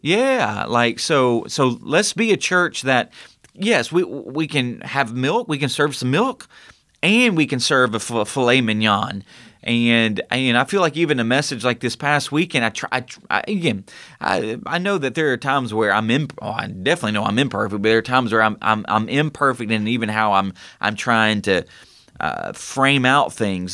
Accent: United States; we are American

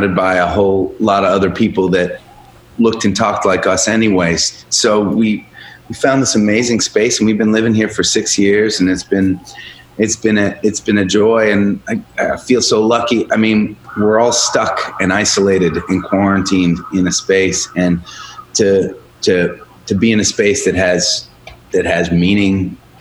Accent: Boston, Massachusetts, United States; also born or lived in Chicago; I'm from Boston

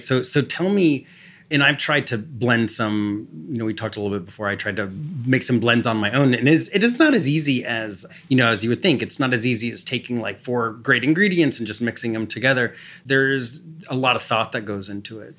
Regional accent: Texas, United States; I grew up in Texas where iced tea was, was daily.

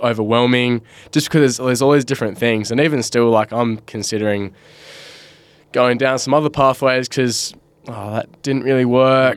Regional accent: Bunbury, Western Australia, Australia; growing up in Bunbury and I, I was, like, sixteen, seventeen

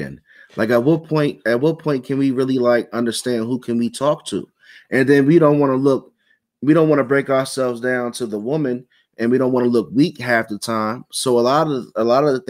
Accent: Suitland, Maryland, United States; growing up in Suitland, Maryland

